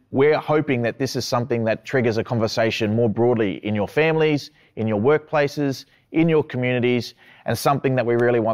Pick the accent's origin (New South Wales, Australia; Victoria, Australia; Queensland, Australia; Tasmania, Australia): Queensland, Australia; Minjerribah, Quandamooka; I'm from the Quandamooka peoples of Minjiriba, which is also known as North Stradbroke Island, just off the coast of Brisbane.